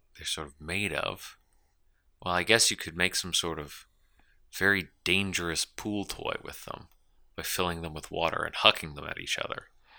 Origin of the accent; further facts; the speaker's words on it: Connecticut, United States; I'm from Connecticut. These are my native clothes